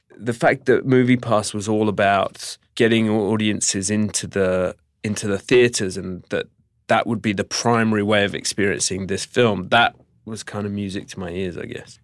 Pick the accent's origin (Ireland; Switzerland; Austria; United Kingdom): United Kingdom; as a Brit